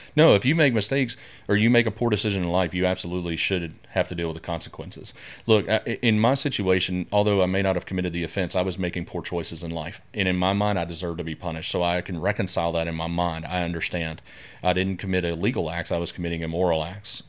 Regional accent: Keithville, Louisiana, United States; also born or lived in Denver, Colorado; I was born and raised here in the Shreveport area, uh, primarily out in Keithville, south of town, out in the sticks, if you will.

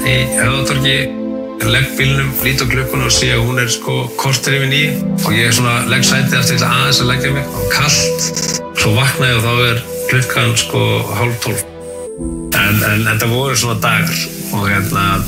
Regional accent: Egilsstaðir, Eastern Region, Iceland; við strákarnir frá Egilstuðin

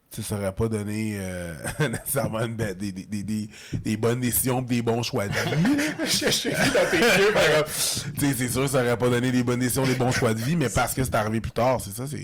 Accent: Longueuil, Quebec, Canada; also born or lived in Montreal / Saint-Bruno; Je suis un gars de Longueuil. Je suis un gars de Longueuil, ouais, Longueuil. Je suis un gars de Longueuil. Euh, j'ai déménagé à Montréal en 2010, je suis revenu en 2020, puis là, j'étais à Rive-Sud encore, là, j'étais à Saint-Bruno

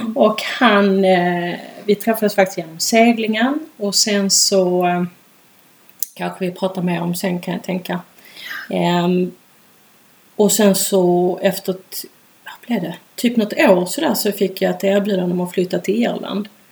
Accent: Malmö, Skåne, Sweden; moved away as an adult; also born or lived in Ireland / Stockholm; jag är ju uppvuxen i Malmö

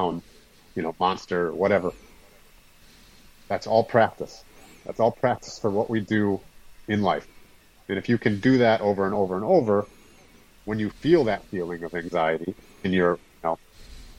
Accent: Wisconsin, United States; I'm from Wisconsin

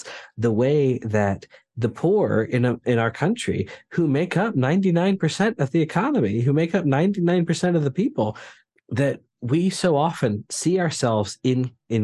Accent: near the Appalachians, United States; I butt right up against the Appalachians in my hometown

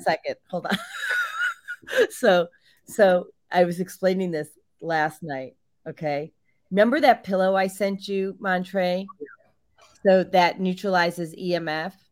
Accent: Barrington, Illinois, United States; now in Georgia, United States; I grew up in Barrington, Illinois.

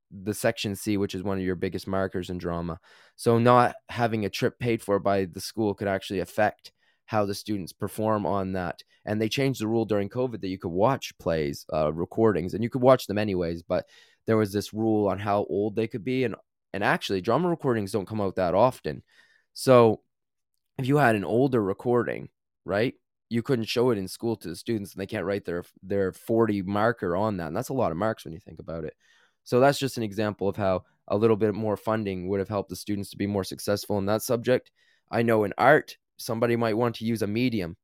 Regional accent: Canada; growing up in Canada

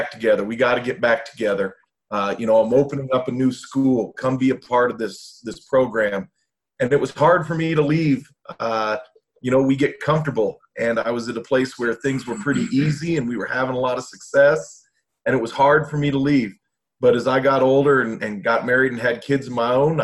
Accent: Colorado Springs, Colorado, United States; I'm a local kid, born and raised in Colorado Springs.

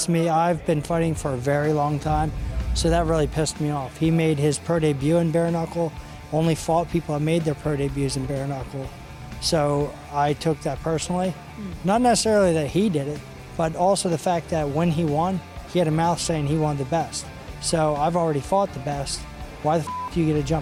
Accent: Pottstown, Pennsylvania, United States; M&M Automotive, Lubin Automotive in Pottstown. They're from my hometown

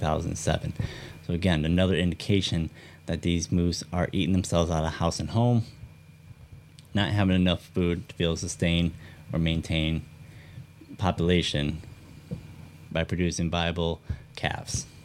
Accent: Michigan, United States; back to my home state of Michigan

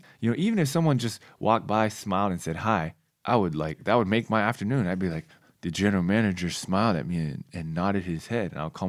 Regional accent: California, United States; And I was like, yep, I'm going back home. I'm playing for the Warriors. Yeah. It's my hometown team.

